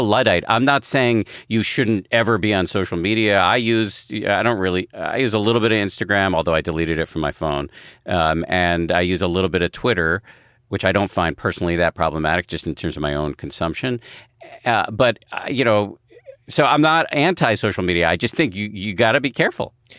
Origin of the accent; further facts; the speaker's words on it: United States; as an American